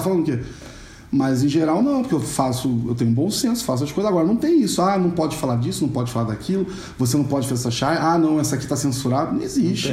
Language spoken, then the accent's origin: Portuguese; Rio de Janeiro, Brazil; accent: carioca chiado; moved away as an adult; now in São Paulo, Brazil; eu sou carioca, já devem ter percebido pelo chiado, não é uma panela de pressão, é um carioca. Eu moro em São Paulo há um pouco mais de 10 anos